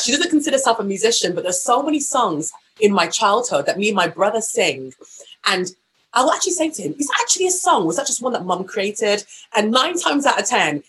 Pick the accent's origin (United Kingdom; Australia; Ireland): United Kingdom; Walsall, West Midlands; the church that we were raised in Walsall, a small town called Walsall, was so musical